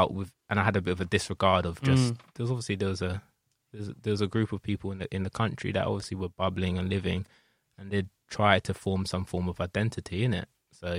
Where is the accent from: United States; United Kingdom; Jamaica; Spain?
United Kingdom; just being white British